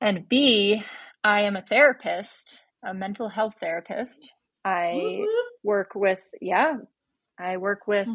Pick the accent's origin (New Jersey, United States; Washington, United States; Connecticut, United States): Connecticut, United States; moved away as an adult; also born or lived in Vermont / New York City; I grew up in Connecticut